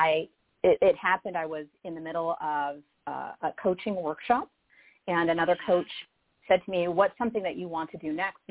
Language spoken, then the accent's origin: English; Sioux Falls, South Dakota, United States; a woman from a small town in South Dakota, Sioux Falls. Not so small anymore, but I grew up in the Midwest